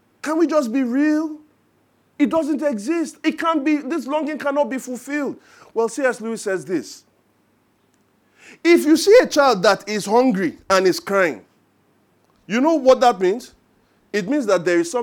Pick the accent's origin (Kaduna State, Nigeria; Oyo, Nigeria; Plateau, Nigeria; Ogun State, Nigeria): Ogun State, Nigeria; Ijebu Ode; now in Lagos, Nigeria; I am from Ijebu Ode